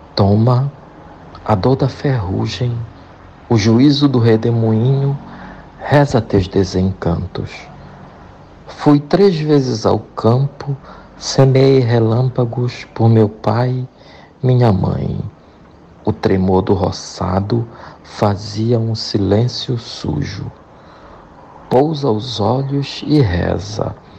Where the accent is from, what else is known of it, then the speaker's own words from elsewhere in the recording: Monte Alegre, Pará, Brazil; lá no interior, Lá na minha cidade, Monte Alegre, no estado do Pará, na escola primária